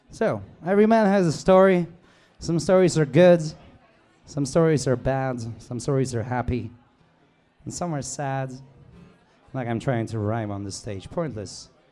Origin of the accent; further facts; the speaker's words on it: Krakow, Lesser Poland, Poland; English is a second language; I'm from Poland, Krakow. More or less. It's a little more complicated